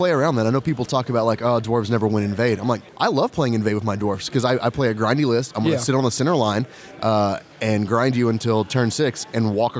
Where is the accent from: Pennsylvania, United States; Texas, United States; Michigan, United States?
Texas, United States; I'm from Texas.